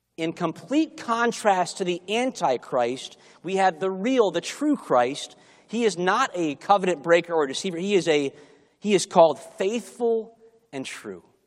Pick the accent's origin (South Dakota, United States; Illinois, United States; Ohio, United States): Illinois, United States; Chicago; moved away; I grew up in Chicago, and learning to drive in Chicago